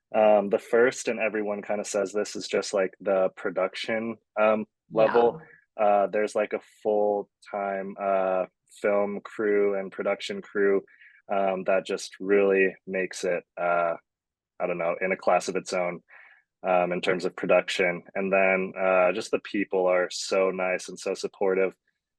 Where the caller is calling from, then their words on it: Phoenix, Arizona, United States; I'm at home in Phoenix, Arizona.